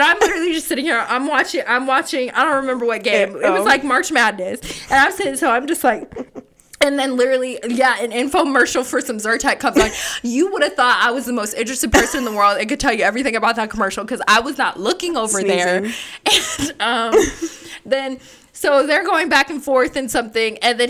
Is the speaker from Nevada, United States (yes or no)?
yes; Las Vegas, Nevada, United States; then he's looking at me and we're from Vegas.